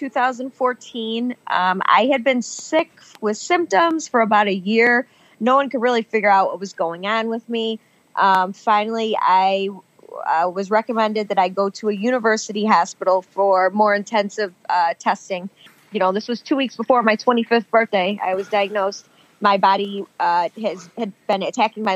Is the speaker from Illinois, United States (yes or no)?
yes; Chicago, Illinois, United States; accent: Midwest; we're from Chicago